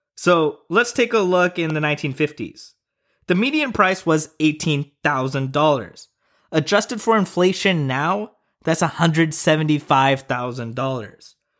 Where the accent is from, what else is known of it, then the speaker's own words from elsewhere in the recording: Tulsa, Oklahoma, United States; my hometown of Tulsa